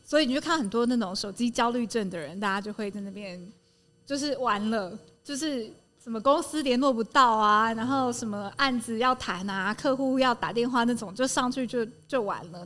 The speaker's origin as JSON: {"language": "Chinese", "region": "Taipei", "country": "Taiwan", "moved": "as an adult", "lives_now": "Taitung, Taiwan", "said": "我本来是台北人，然后去年二月二十七号搬来台东"}